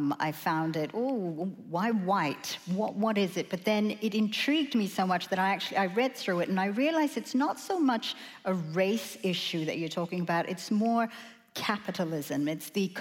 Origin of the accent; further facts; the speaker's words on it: Australia; we as Australian women